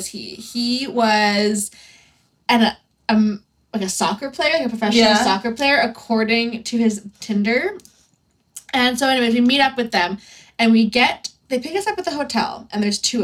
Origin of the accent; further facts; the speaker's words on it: Canada; we're from Canada